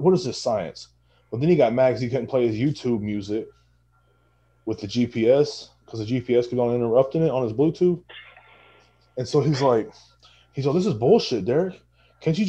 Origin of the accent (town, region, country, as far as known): Texas, United States; born or raised there